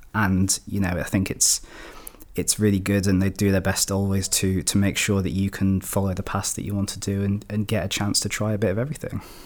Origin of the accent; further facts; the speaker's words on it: Shropshire, West Midlands, United Kingdom; I'm from Shropshire, my family's in Shropshire